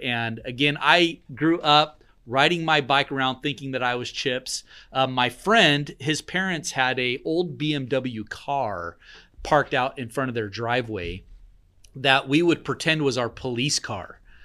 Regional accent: Jacksonville, United States; I grew up in Jacksonville.

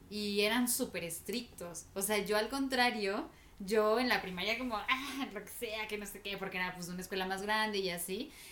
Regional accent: State of Mexico, Mexico; Ajá, como crecí en el Estado de México, o sea, como toda mi vida he estado viviendo en el Estado de México

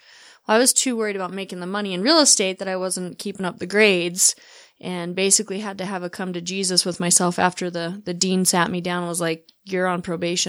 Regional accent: Layton, Utah, United States; I grew up in Layton. And you can tell I'm from there because I said Layton.

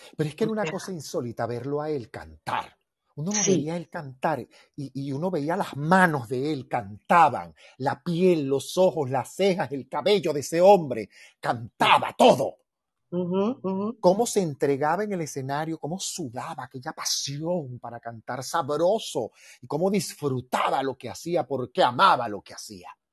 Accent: Venezuela; moved away as an adult; now in Mexico; Esos son los desayunos de mi tierra, las armonías de mi tierra.

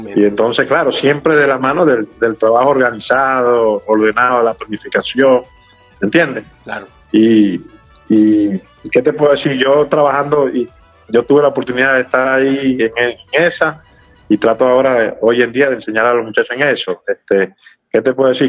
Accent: Puerto La Cruz, Anzoátegui, Venezuela; now in San Cristóbal, Venezuela; nos criamos juntos allá en Puerto La Cruz, allá como dice yo saliendo de Pueblo Nuevo

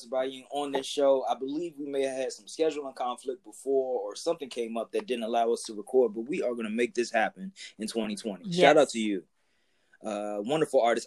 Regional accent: Washington, District of Columbia, United States; we grew up together here in Washington, D.C.

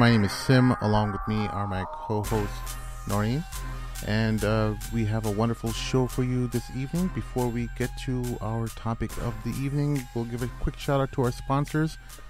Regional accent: India; because I'm Indian and not very Bosnian looking at all, nor do I know any Bosnians, but you know, we're Muslims and we have this connection to our global Muslim community.

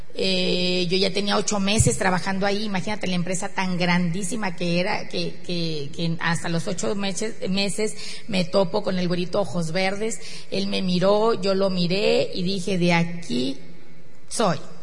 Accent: northern Mexico, Mexico; somos mexicanos, que somos del norte

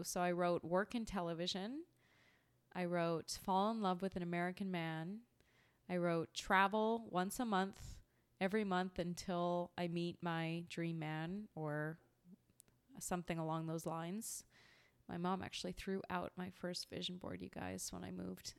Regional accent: small town an hour east of Vancouver, British Columbia, Canada; moved away as an adult; also born or lived in Manhattan, New York; now in New York, United States; I grew up in a small town about an hour east of Vancouver, British Columbia. Spent the first thirty years of life in Canada as a Canadian.

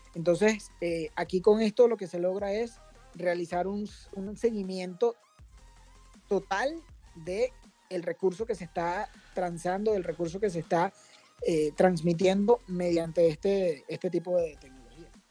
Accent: Caracas, Capital District, Venezuela; Yo soy venezolano, caraqueño.

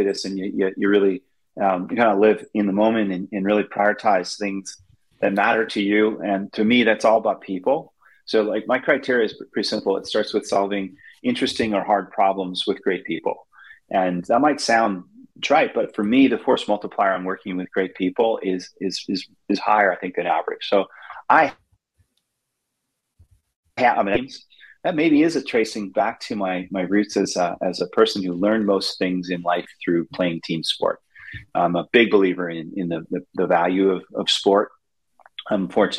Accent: Goderich, Ontario, Canada; I grew up in Canada in a very small town on the, you know, I have to say, the banks of the mighty Maitland River in a town called Goderich, Ontario.

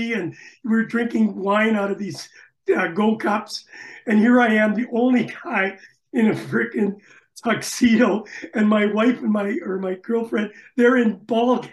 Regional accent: Winnipeg, Manitoba, Canada; moved away as an adult; also born or lived in Toronto / Germany / Scotland; now in Melbourne, Australia; I was from Winnipeg, Manitoba.

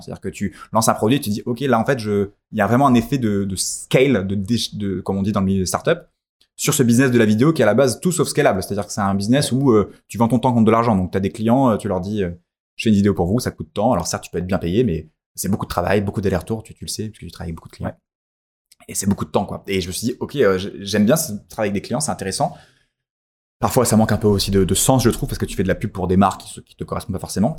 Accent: France; on est français

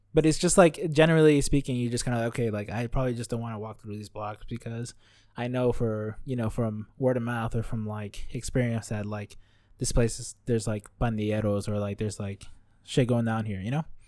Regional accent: Los Angeles, California, United States; moved away as an adult; now in Richmond, United States; I was born and raised in Los Angeles up until very recently when I went to school up here in the Bay Area

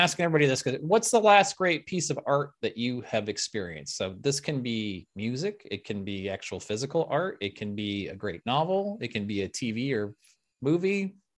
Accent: Lincoln, Nebraska, United States; moved away; I grew up in Lincoln, Nebraska.

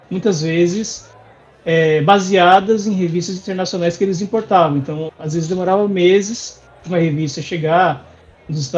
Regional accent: Santo André, São Paulo, Brazil; eu sou de Santo André, aqui

